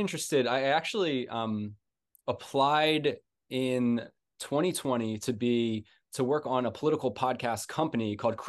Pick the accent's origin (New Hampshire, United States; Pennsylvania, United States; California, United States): Pennsylvania, United States; Philadelphia; I'm from Philly originally.